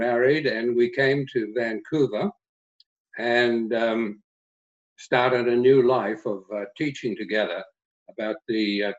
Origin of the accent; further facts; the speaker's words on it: Australia; moved away as an adult; When I came from Australia as a teacher all those years ago